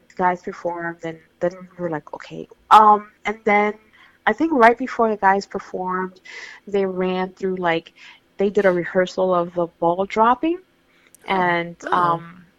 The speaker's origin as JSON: {"language": "English", "region": "New York", "country": "United States", "said": "as a New Yorker"}